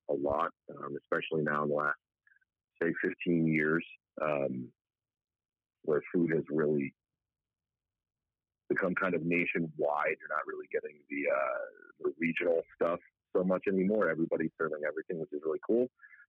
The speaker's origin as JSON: {"language": "English", "area": "Long Island", "region": "New York", "country": "United States", "also_born_or_lived": "Albany/Syracuse area, New York", "moved": "as an adult", "lives_now": "Orange County, United States", "said": "Long Island. That's where I'm from"}